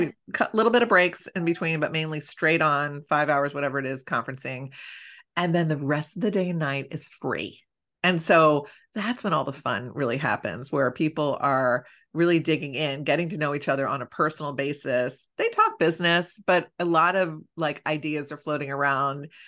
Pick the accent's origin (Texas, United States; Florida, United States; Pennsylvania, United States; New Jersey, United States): Pennsylvania, United States; Philadelphia; we're both from Philly